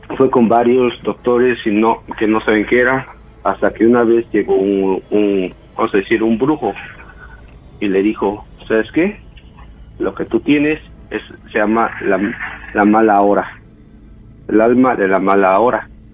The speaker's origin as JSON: {"language": "Spanish", "region": "Oaxaca", "country": "Mexico", "tie": "born or raised there", "also_born_or_lived": "Mexico City", "said": "yo soy nacido en la Ciudad de México, pero criado en Oaxaca, yo pues digo que soy de Oaxaca."}